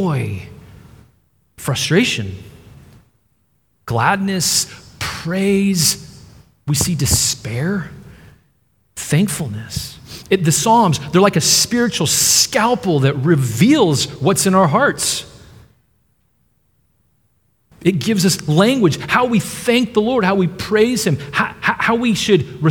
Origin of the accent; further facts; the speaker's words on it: Dallas, Texas, United States; moved away; I'm from the Dallas area in Texas